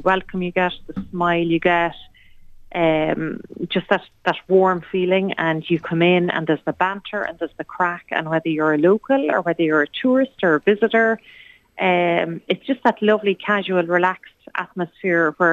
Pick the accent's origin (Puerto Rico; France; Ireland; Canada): Ireland; as Irish people